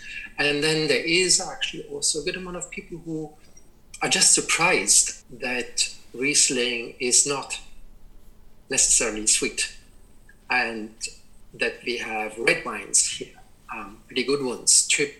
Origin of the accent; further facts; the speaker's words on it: Germany; moved away as an adult; also born or lived in Beijing, China / Shanghai, China / Hong Kong; that led actually me to appreciate the wines of my home country much more than I actually used to when I lived in Germany.